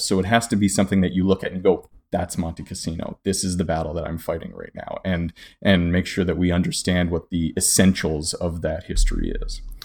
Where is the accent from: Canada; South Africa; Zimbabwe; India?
Canada; I'm Canadian myself